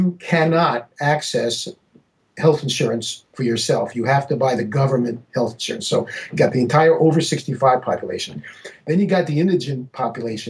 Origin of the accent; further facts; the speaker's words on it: New York City, New York, United States; when I was growing up in New York City in the 1960s